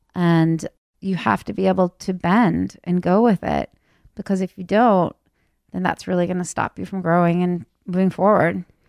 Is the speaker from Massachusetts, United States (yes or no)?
yes; Wayland, Massachusetts, United States; also born or lived in California; I was raised out here in Wayland, Massachusetts.